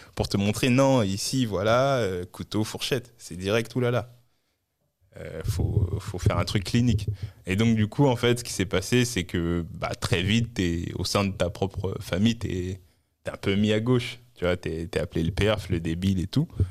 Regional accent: Orly, Île-de-France, France; also born or lived in Mali / Créteil / Saint-Maur-des-Fossés / Maisons-Alfort; je suis né en, dans Val-de-Marne, à Créteil. Et dans mon enfance, à mes deux ans, on est retourné au Mali. On est revenu en France quand j'avais six ans.

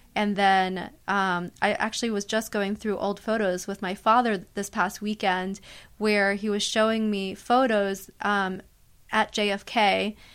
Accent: United States; also born or lived in Manhattan, New York City; I grew up in the tri-state area, thirty minutes out of the city

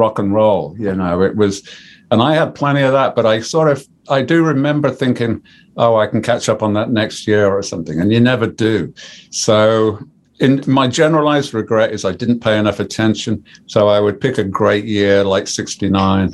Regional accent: Birmingham, West Midlands, United Kingdom; also born or lived in Coventry; I'm a Brummie.

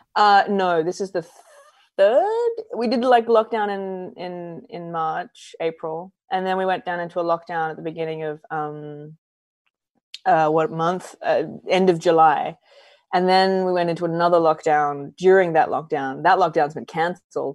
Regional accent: Adelaide, South Australia, Australia; moved away as an adult; also born or lived in New York; I grew up in Adelaide in South Australia.

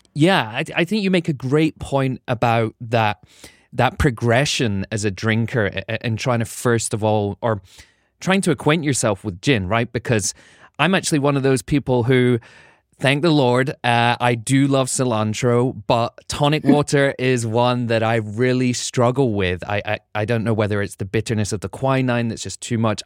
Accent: United Kingdom; now in United States; being a Brit

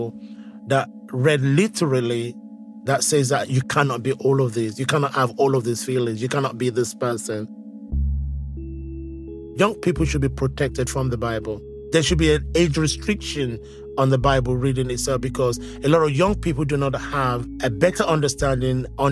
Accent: Nigeria; moved away as an adult; now in London, United Kingdom; the same church community that I grew up with in Nigeria

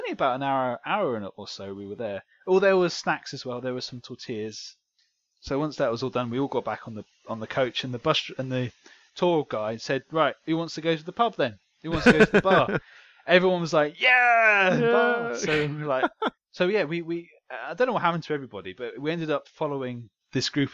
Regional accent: Jersey; I'm not English. I'm Jersey, which is different

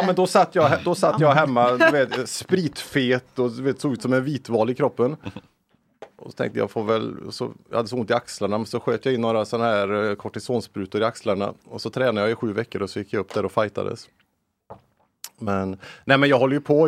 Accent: Lilla Edet, Västra Götaland, Sweden; när jag växte upp i Lilla Edet

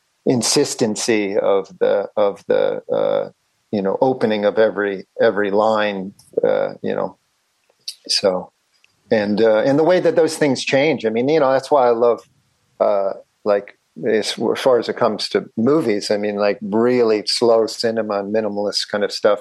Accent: Philadelphia, Pennsylvania, United States; I grew up in Catholic, like a very antiquated diocese of Philadelphia Catholic school and Catholic grade school, middle school, and high school.

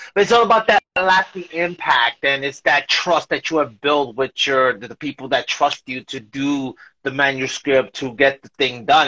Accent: New York, United States; now in Bayonne, United States; I'm originally from New York, but I live in Bayonne

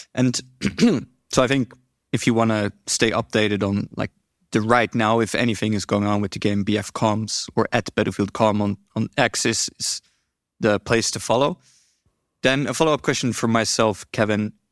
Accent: Netherlands; I'm from the Netherlands

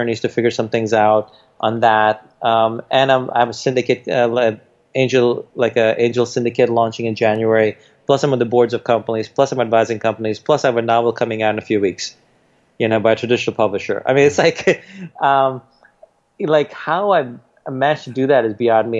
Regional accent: New York City, New York, United States; born or raised there; also born or lived in India

